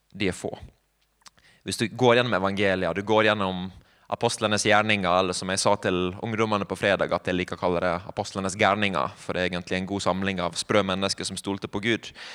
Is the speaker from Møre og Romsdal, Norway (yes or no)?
yes; Sunnmøre, Møre og Romsdal, Norway; moved away; also born or lived in Bergen; jeg er sunnmøring